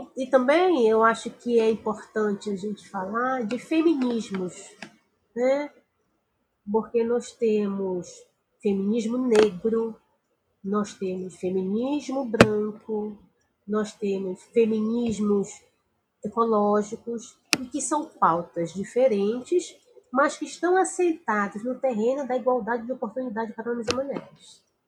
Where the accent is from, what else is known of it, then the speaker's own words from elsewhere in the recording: Amazon, Brazil; muito perto de onde eu sou, que é da região amazônica